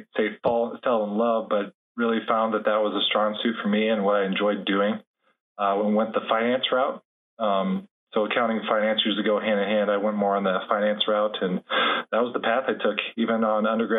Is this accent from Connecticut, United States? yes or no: no; Fort Dodge, Iowa, United States; now in Minneapolis, United States; So I'm originally from Fort Dodge, Iowa. Digging a little bit deeper, fun fact, grew up initially in close to a small town called Manson, Iowa. Then we moved to the city. To Fort Dodge.